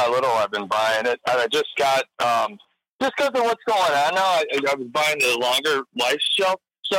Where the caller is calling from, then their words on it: Chicago, Illinois, United States; calling from the suburbs of Chicago.